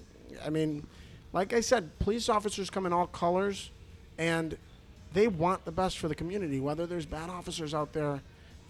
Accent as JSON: {"language": "English", "town": "Chicago", "region": "Illinois", "country": "United States", "tie": "born or raised there", "said": "I grew up here. I grew up in Humboldt Park, mostly Puerto Rican neighborhood"}